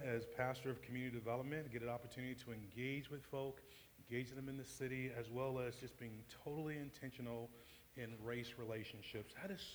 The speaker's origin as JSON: {"language": "English", "town": "Atlanta", "region": "Georgia", "country": "United States", "tie": "born or raised there", "moved": "yes", "lives_now": "Indianapolis, United States", "said": "born and raised in Atlanta"}